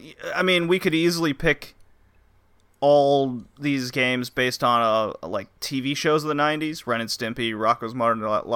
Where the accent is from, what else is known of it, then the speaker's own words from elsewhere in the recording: Canada; joined by fellow Canadian, like I'm Canadian